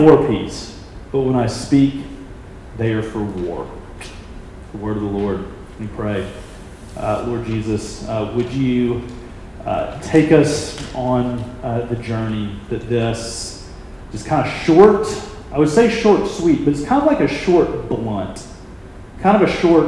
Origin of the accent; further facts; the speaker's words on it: Birmingham, Alabama, United States; my hometown of Birmingham, Alabama